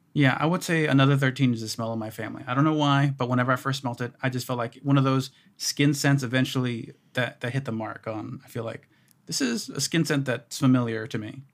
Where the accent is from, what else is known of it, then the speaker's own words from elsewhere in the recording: Houston, Texas, United States; I grew up in Houston.